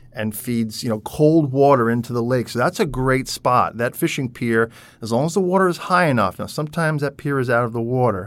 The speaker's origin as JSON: {"language": "English", "area": "Long Island", "region": "New York", "country": "United States", "tie": "born or raised there", "moved": "yes", "said": "I grew up on Long Island, New York, near the water"}